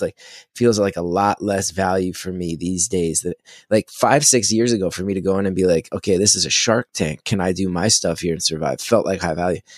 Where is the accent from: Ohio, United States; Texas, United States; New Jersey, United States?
New Jersey, United States; I'm from Jersey, Jersey's kinda famous for its tomatoes